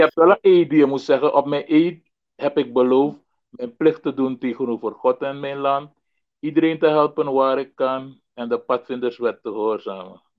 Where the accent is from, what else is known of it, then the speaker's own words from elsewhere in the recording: Paramaribo, Paramaribo District, Suriname; ik eh, ben in eh, Paramaribo geboren, eh, uh, 1961. En uh, grotendeels opgegroeid op welgelegen kwatten